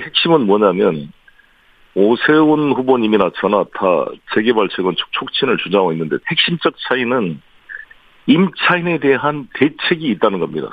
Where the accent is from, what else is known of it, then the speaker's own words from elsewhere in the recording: Seoul, South Korea; 서울 토박이고